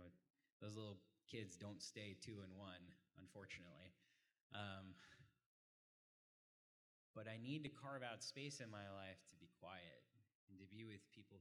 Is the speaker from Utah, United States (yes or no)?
no; Frisco, Texas, United States; I grew up in Frisco. I've seen Frisco change